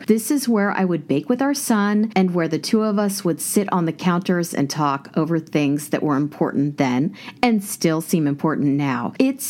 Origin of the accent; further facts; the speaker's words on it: Kansas, United States; moved away; in my apartment, I have everything that I grew up with in Kansas